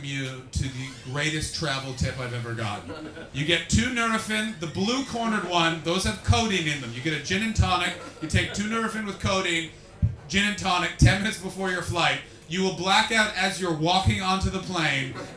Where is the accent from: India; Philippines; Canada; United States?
Canada; I'm from Canada